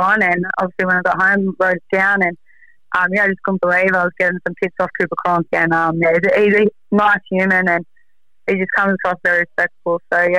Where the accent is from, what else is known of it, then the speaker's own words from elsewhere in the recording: Sydney, New South Wales, Australia; even though I'm born and bred in South Sydney for life, I had a soft spot for Storm